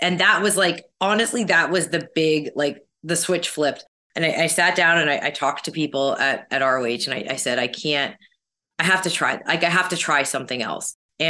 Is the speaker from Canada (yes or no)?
yes; Canada; you know, as a Canadian, like still aspects of that.